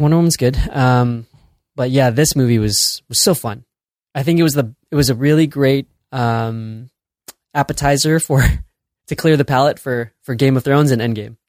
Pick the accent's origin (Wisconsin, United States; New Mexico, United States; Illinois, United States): Illinois, United States; Chicago; moved away as an adult; now in San Francisco, United States; I'm born and raised in Chicago. I'm Chicago proud